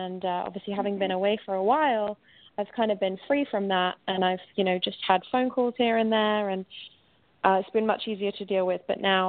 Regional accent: England, United Kingdom; now in New York City, United States; So I am living in New York City, and I'm going to be moving back to my home country, which, as I'm sure you can probably guess, is England, in a few weeks.

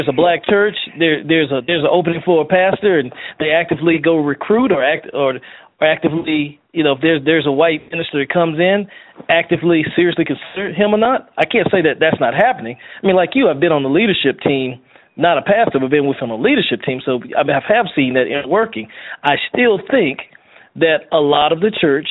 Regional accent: Greenville, South Carolina, United States; my hometown of Greenville, South Carolina

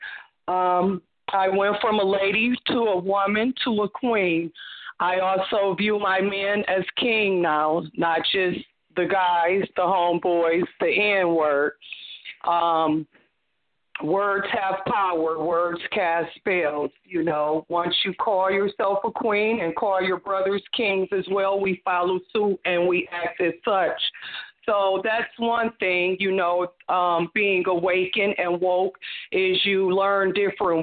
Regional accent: Ohio, United States; now in Georgia, United States; we're from Ohio

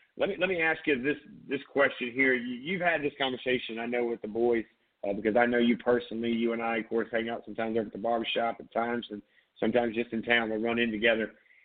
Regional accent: Myrtle Beach, South Carolina, United States; now in Charleston, United States; growing up in Myrtle Beach

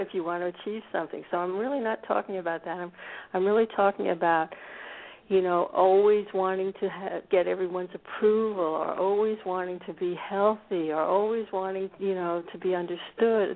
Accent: United States; now in Scandinavia; I grew up actually in a suburb of Washington D.C.

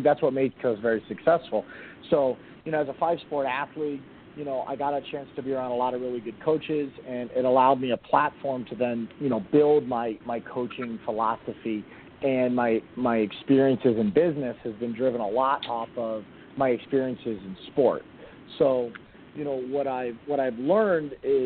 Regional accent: Miami, Florida, United States; moved away as an adult; also born or lived in North Carolina; now in Northern Virginia, United States; I'm born and raised in Miami

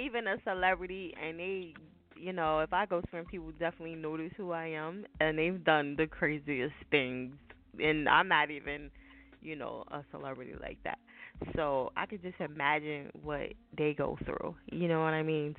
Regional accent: New Jersey, United States; I'm from Jersey

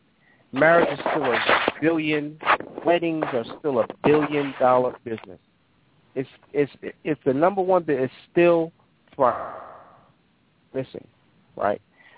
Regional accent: Atlanta, Georgia, United States; born or raised there

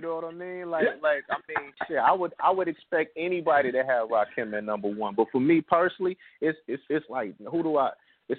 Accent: Michigan, United States; growing up in Michigan

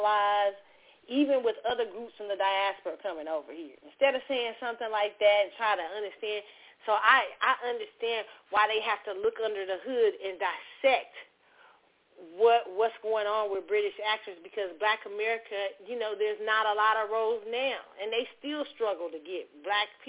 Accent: Kansas City, United States; He's now Kansas City, which is my hometown

